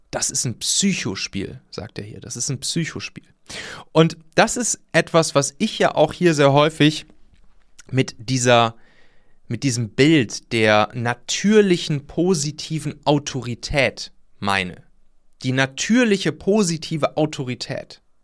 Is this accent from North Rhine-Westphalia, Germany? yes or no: yes; near Leverkusen, North Rhine-Westphalia, Germany; ich bin da ja in der Nähe aufgewachsen